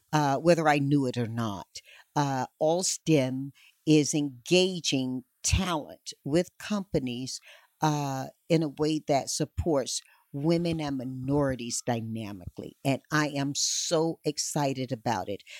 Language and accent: English; North Carolina, United States; my home state of North Carolina